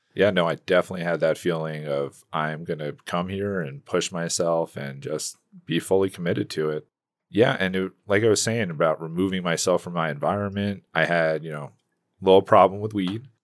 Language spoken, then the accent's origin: English; Connecticut, United States; I'm from Connecticut.